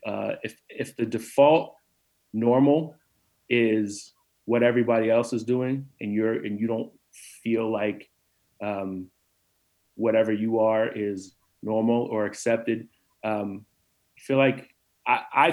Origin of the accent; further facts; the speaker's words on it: New Jersey, United States; moved away as an adult; also born or lived in Central Virginia; I came from New Jersey and went to college in Central Virginia